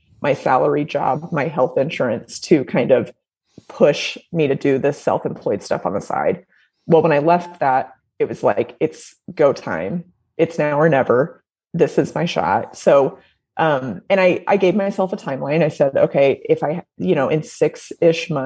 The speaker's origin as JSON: {"language": "English", "region": "Indiana", "country": "United States", "also_born_or_lived": "Nashville", "moved": "as an adult", "said": "I'm from Indiana originally, went to IU"}